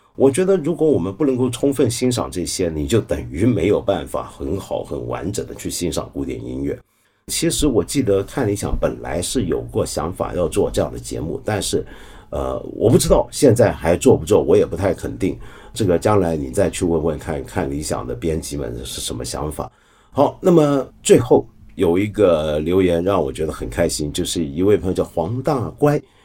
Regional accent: Hong Kong; 我可能是个香港人，我来自那种腐朽资本主义城市

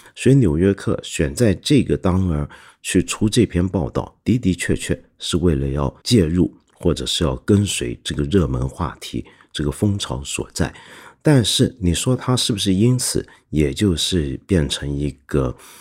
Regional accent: Hong Kong; 我们的一般香港人

